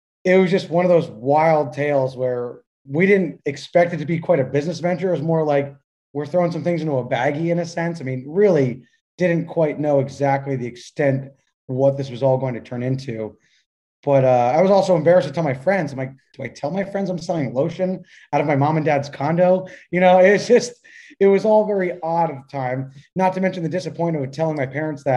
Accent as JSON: {"language": "English", "town": "Philadelphia", "region": "Pennsylvania", "country": "United States", "tie": "born or raised there", "moved": "as an adult", "lives_now": "Tampa, United States", "said": "we're four boys from the Northeast, originally from the Philadelphia area"}